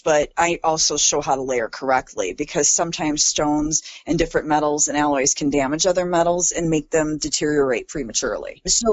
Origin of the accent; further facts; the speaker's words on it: Chicago, Illinois, United States; moved away as an adult; now in Madison, United States; I'm from Chicago. I moved to the Madison area in 2010